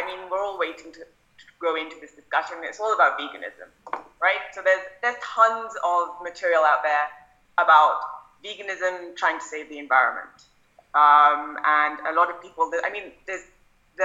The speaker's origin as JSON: {"language": "English", "country": "India", "tie": "born or raised there", "said": "as an Indian kid"}